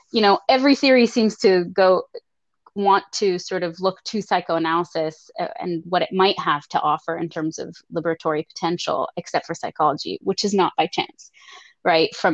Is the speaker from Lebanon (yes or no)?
yes; Lebanon; also born or lived in Canada; now in United States; I was coming straight from Lebanon into the United States. I'd lived in Canada, in very rural Canada, when I was younger for seven years.